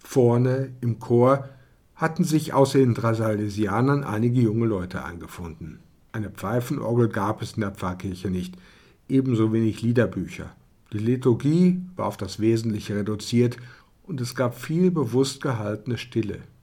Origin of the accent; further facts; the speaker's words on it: Germany; moved away as an adult; also born or lived in Odessa, Ukraine; ich als Deutscher